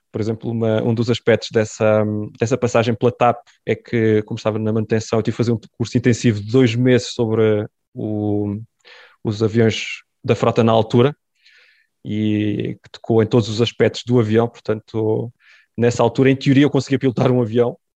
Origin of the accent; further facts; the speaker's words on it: France; born there; porque sou filho de imigrantes. Aliás, eu nem, nem sequer nasci em Portugal, nasci em França.